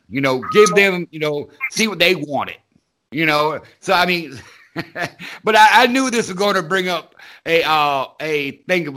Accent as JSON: {"language": "English", "region": "the South", "country": "United States", "tie": "born or raised there", "said": "I grew up in the South"}